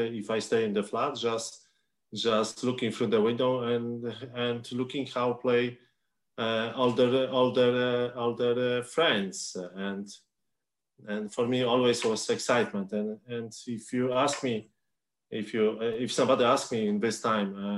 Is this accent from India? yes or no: no; Warsaw, Masovian Voivodeship, Poland; English is a second language; moved away as an adult; also born or lived in Cumbernauld, Scotland; I live in Warsaw. It is my hometown.